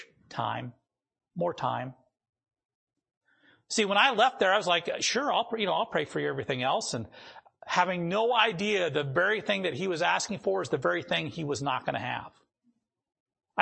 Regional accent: North Dakota, United States; moved away; where I grew up in North Dakota

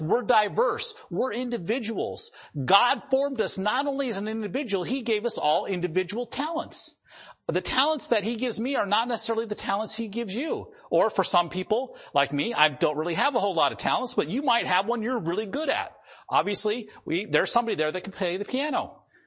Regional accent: the Dakotas, United States; moved away; I grew up in the Dakotas

